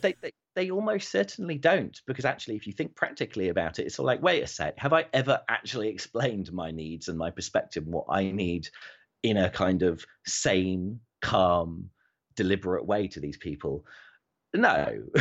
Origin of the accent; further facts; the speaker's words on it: United Kingdom; I'm British